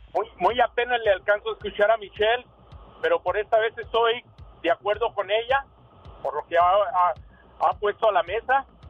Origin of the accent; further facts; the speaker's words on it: Mexico; yo soy mexicano